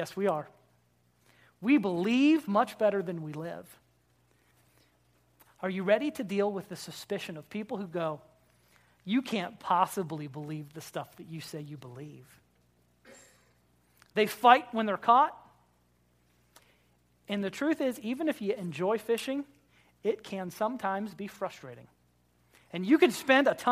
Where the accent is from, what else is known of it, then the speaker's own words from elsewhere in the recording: Florida, United States; I grew up in Florida